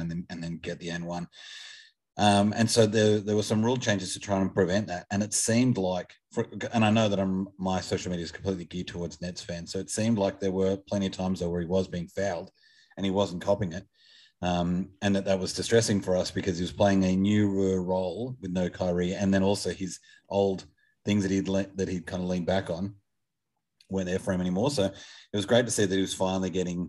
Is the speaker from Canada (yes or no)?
no; Australia; as an Australian